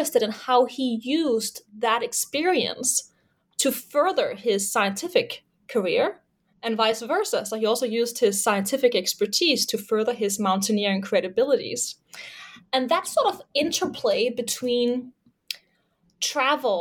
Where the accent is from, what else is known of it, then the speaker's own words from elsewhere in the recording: Denmark; moved away as an adult; also born or lived in Leeds, United Kingdom / Toronto, Canada; I'm originally from Denmark.